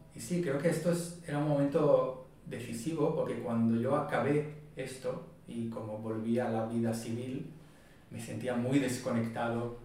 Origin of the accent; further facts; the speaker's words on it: Israel; Spanish is a second language; moved away as an adult; now in Barcelona, Spain; yo soy de Israel, crecí en Israel